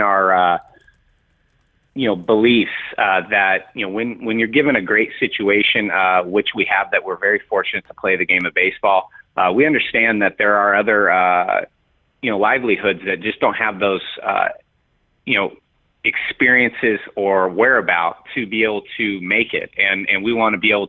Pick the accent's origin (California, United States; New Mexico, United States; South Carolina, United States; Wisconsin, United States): California, United States; San Diego; moved away; I grew up in San Diego